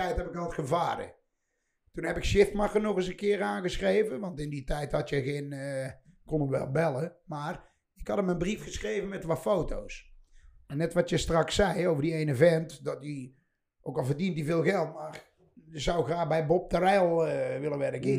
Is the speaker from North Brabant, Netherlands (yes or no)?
yes; 's-Hertogenbosch, North Brabant, Netherlands; bij ons in de Karrenstraat, waar ik later mijn eerste shop heb gehuurd